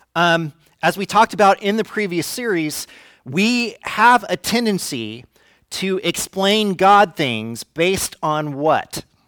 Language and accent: English; Fresno, California, United States; now in Santa Rosa, United States; I'm from Fresno.